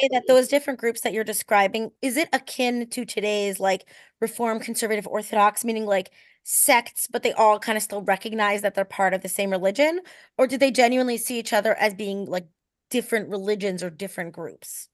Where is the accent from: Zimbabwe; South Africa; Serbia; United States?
United States; as an American